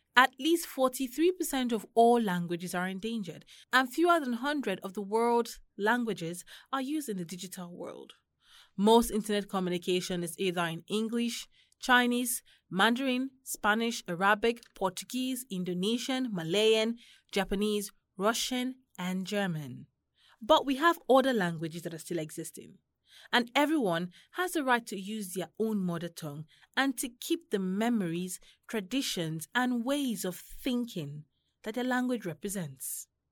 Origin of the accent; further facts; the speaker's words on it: Kogi, Nigeria; now in Abuja, Nigeria; I'm from Kogi State